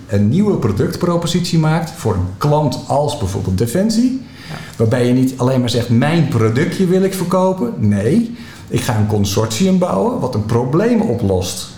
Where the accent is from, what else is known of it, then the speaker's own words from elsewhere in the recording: Netherlands; wat wij ervaren als Nederlanders